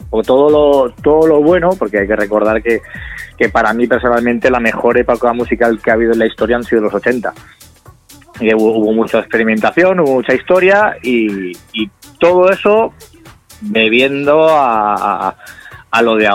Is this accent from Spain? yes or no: yes; Castellón, Valencian Community, Spain; nosotros somos de Castellón, nos íbamos, oye, vámonos dos, eh, quedamos tú y yo, oye, vámonos a Valencia